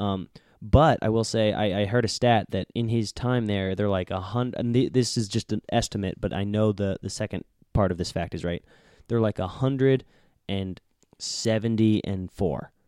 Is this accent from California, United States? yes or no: no; Florida, United States; I'm from Florida